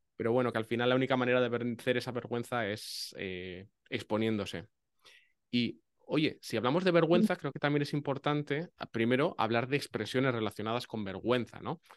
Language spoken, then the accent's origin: Spanish; northern Spain, Spain; eso también lo decimos en el norte